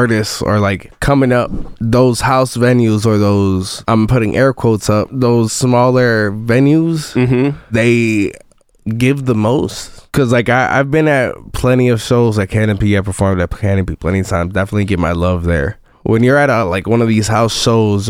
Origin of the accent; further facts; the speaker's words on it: Chicago, Illinois, United States; now in Champaign, United States; growing up in Chicago and doing the music there